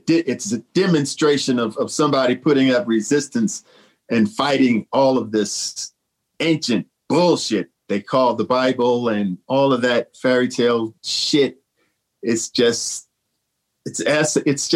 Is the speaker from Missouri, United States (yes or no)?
yes; St. Louis, Missouri, United States; my hometown of St. Louis